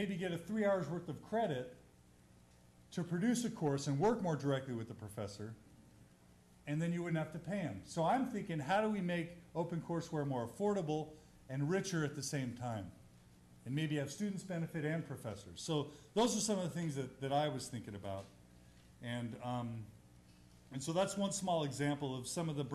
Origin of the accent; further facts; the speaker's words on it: Texas, United States; I'm from Texas